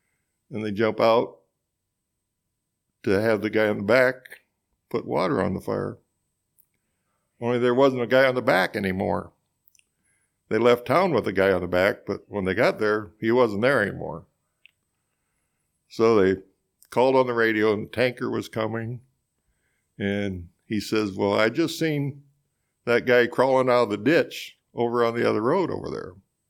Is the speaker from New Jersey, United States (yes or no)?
no; Couch, Missouri, United States; Well, I grew up on a dairy farm southeast of town, and my dad milked cows there